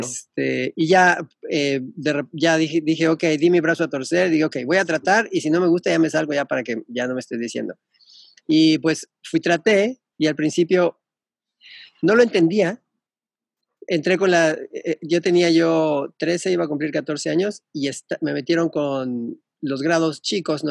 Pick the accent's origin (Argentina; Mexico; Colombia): Mexico; moved away as an adult; also born or lived in England / Melbourne, Australia